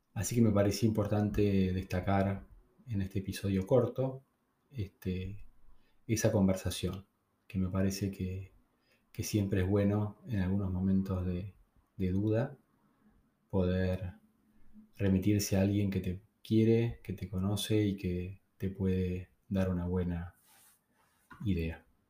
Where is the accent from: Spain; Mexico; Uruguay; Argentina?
Argentina; en mi país está mi gente, están las personas que conozco